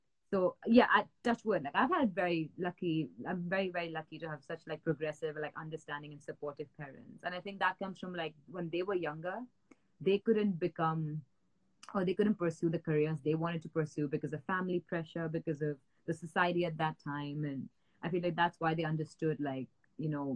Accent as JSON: {"language": "English", "town": "Matheran", "region": "Maharashtra", "country": "India", "tie": "born or raised there", "also_born_or_lived": "Mumbai, India", "moved": "as an adult", "lives_now": "United Kingdom", "said": "I grew up in Mathiran, which is like a small like hill station in India"}